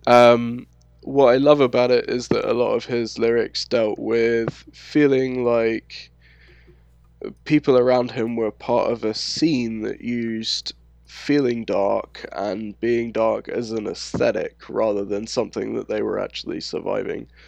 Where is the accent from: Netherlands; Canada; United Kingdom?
United Kingdom; London; accent: London; moved away as an adult; also born or lived in Scotland; now in United States; growing up in London